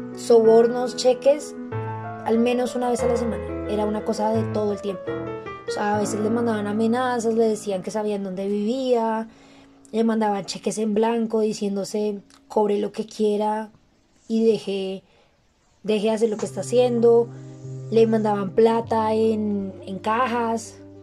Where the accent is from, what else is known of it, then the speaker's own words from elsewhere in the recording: Colombia; todos como colombianos